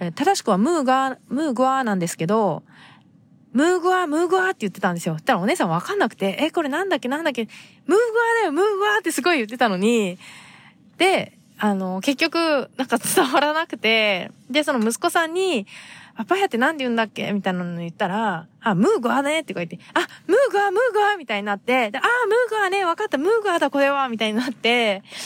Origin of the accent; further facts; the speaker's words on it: Japan; 日本で生まれ育った私たちが